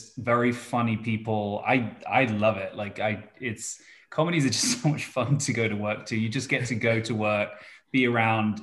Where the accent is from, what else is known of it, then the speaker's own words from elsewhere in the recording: United Kingdom; moved away; as a Brit